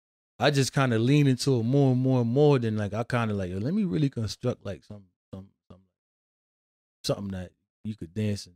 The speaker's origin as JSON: {"language": "English", "town": "Hartford", "region": "Connecticut", "country": "United States", "tie": "born or raised there", "said": "growing up in Hartford"}